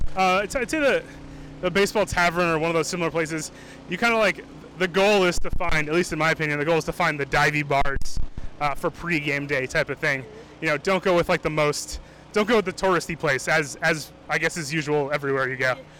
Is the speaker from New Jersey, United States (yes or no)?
no; Maine, United States; moved away as an adult; also born or lived in Los Angeles; now in Boston, United States; I'm from Maine. Uh, spent some time in Maine, went to school in Maine, and then I wanted to go to film school, so I came down to Boston